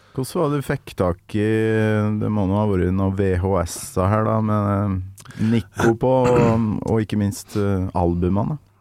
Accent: Trøndelag, Norway; moved away; når jeg er hjemme i Trøndelag

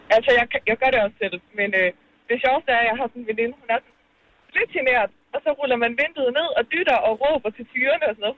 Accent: Bornholm, Capital Region of Denmark, Denmark; jeg er født og opvokset på Bornholm

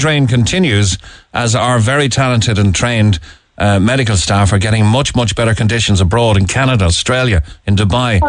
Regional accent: Ireland; being Irish

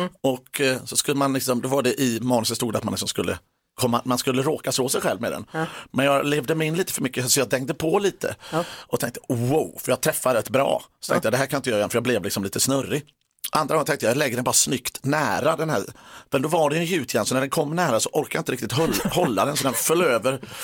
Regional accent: Gothenburg, Västra Götaland, Sweden; Jag är från Göteborg

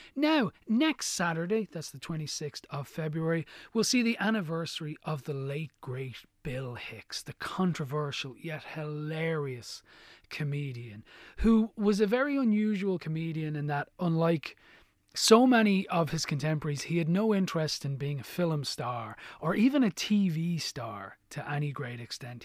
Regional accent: Ireland; I'm Irish-born Catholic.

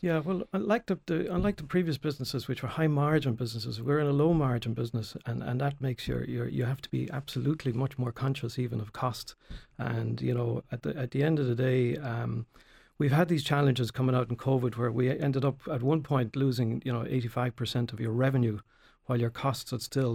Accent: Tramore, Munster, Ireland; I was born in Tremor, uh, went off to University of Limerick

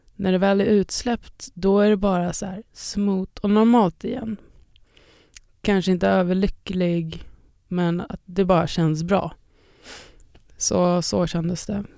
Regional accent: Sweden; jag är en DJ från Sverige

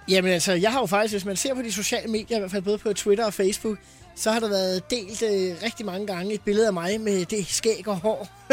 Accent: Farum, Capital Region of Denmark, Denmark; jeg er jo fra Farum

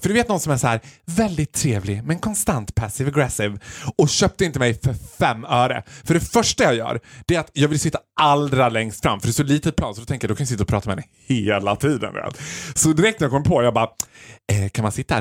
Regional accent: Sweden; vi som svenskar

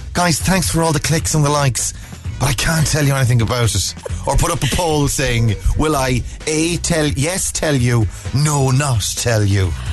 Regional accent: Ballina, Connacht, Ireland; moved away as an adult; my hometown

